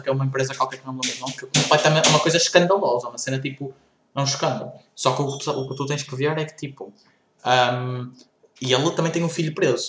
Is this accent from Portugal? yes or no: yes; Portugal